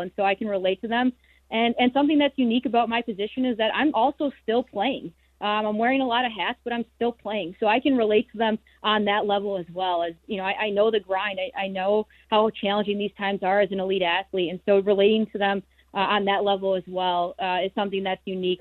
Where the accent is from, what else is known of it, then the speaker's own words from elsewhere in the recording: Chicago, Illinois, United States; the Chicago Blackhawks, my hometown team